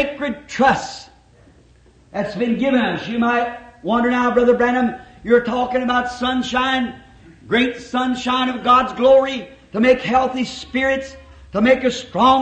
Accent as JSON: {"language": "English", "country": "United States", "said": "We're all American citizens. We're thankful to be Americans"}